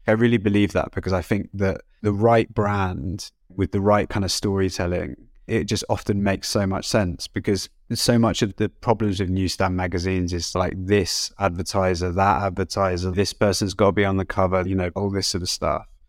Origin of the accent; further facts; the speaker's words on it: United Kingdom; I'm British.